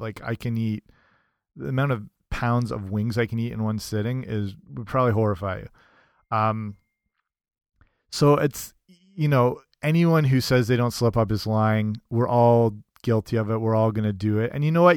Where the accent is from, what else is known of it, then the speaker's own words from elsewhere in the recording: England, United Kingdom; moved away; I grew up in England